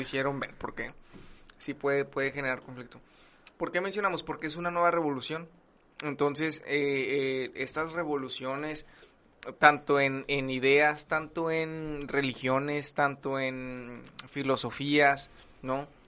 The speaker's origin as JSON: {"language": "Spanish", "region": "northern Mexico", "country": "Mexico", "said": "como muchos mexicanos que caemos en lo mismo"}